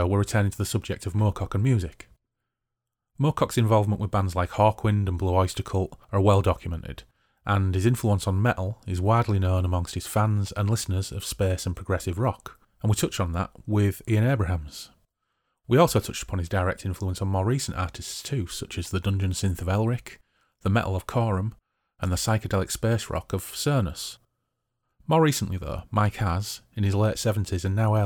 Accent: England, United Kingdom; now in Bradford, United Kingdom; I'm English

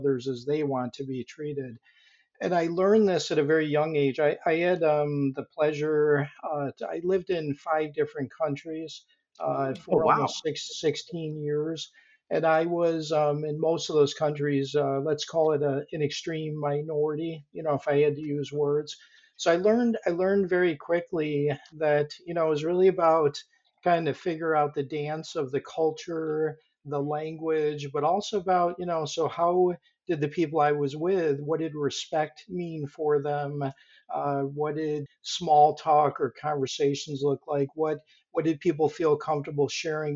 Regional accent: Rochester, New York, United States; moved away as an adult; also born or lived in Boulder, Colorado / Japan / Tokyo / Guangzhou, China; I actually grew up in Rochester, New York.

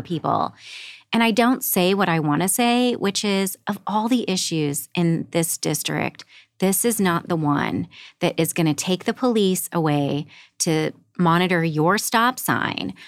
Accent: Southern Illinois, United States; moved away as an adult; also born or lived in Los Angeles, United States; now in Saint Louis, United States; grew up in a small rural coal mining town in Southern Illinois.

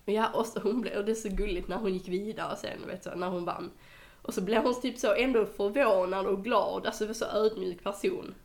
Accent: Skåne, Sweden; jag är skåning

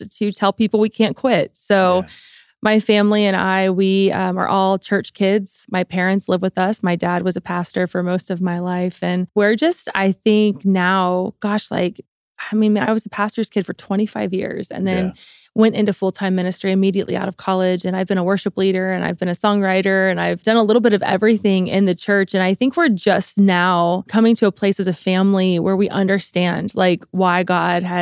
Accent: Cincinnati, Ohio, United States; moved away as an adult; now in Colorado Springs, United States; I am a pastor's kid from Cincinnati, Ohio, and we live currently in Colorado Springs

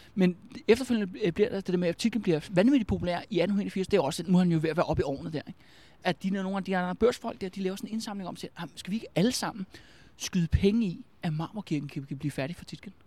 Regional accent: Albertslund, Capital Region of Denmark, Denmark; jeg er fra Albertslund

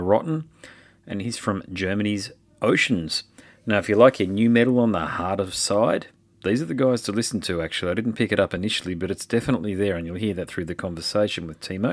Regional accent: Australia; Australia. I'm definitely from Australia.

